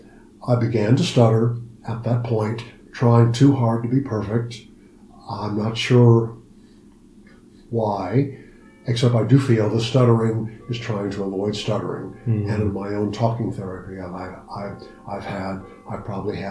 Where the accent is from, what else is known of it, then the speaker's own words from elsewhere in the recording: Ohio, United States; I was born and raised in Ohio